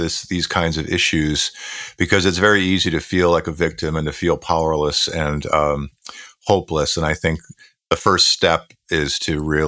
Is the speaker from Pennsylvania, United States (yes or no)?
no; Buffalo, New York, United States; where I grew up in Western New York, in Buffalo, New York